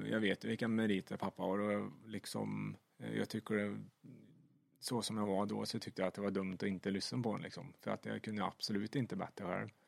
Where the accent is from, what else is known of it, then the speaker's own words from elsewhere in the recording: Sweden; det är ju det största man kan uppnå i stort sett som svensk eh, både chaufför och kartläsare